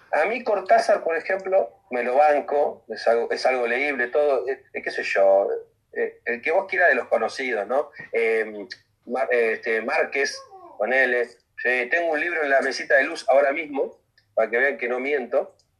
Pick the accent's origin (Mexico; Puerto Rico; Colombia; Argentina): Argentina; moved away as an adult; soy argentino.